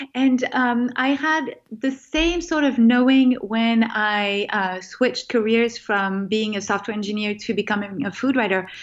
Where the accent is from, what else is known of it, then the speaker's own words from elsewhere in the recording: France; moved away as an adult; also born or lived in California; I grew up in France